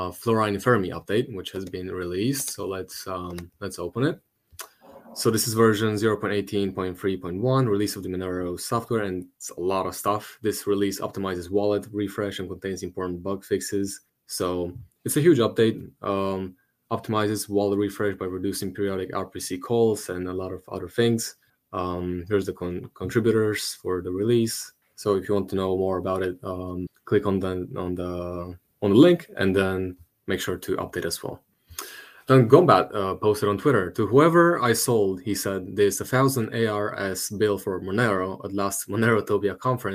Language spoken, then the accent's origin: English; Romania; English is a second language; my hometown